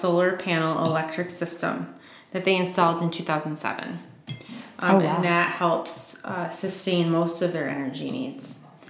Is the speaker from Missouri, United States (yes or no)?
no; Michigan, United States; my home state, Michigan.